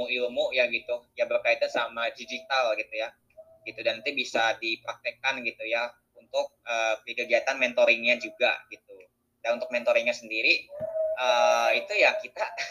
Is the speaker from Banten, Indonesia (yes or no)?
yes; Serang, Banten, Indonesia; accent: Sundanese; moved away as an adult; also born or lived in Majalaya, Bandung Regency (parents) / Bandung; now in Jakarta, Indonesia; aku tuh uh, lahir di Serang ya, di Banten.